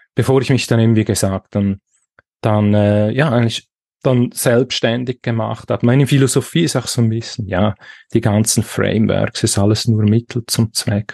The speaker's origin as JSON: {"language": "German", "country": "Switzerland", "accent": "Swiss", "said": "Ich bin aus der Schweiz."}